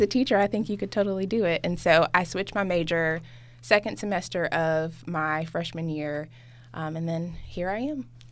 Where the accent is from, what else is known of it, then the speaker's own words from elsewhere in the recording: Memphis, Tennessee, United States; moved away; I was at home in my hometown in Memphis